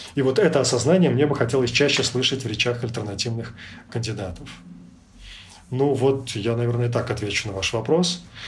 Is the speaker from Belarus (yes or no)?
yes; Belarus; moved away as an adult; also born or lived in Ukraine / Prague, Czech Republic; now in Europe; какие мы, белорусы, в 2020 году